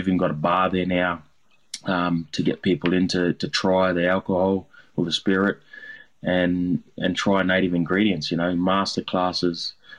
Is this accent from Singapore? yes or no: no; Darwin, Northern Territory, Australia; I've had to learn how to what native ingredients are all over Australia, not only what I grew up on in Darwin.